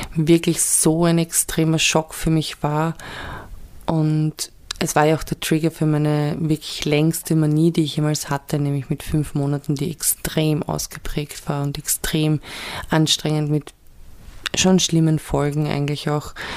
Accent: Vienna, Austria; ich bin ja in Wien geboren und aufgewachsen in Wien und im Südl, südlich von Wien.

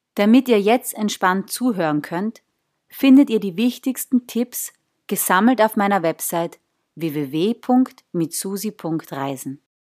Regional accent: southern Austria, Austria; also born or lived in northern Italy; so ein Mädel wie ich es bin aus dem Süden Österreichs

